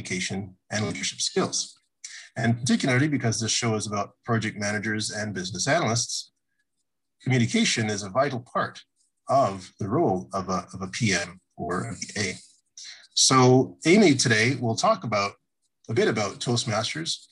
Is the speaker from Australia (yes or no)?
no; Canada; Canada, which is where I'm from